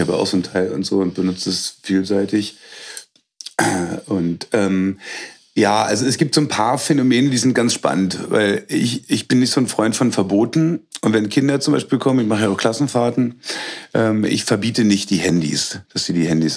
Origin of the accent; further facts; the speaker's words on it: Berlin, Germany; moved away as an adult; also born or lived in Hagelberg, Fläming, Brandenburg; now in Fläming, Germany; Gebürtig komme ich aus Berlin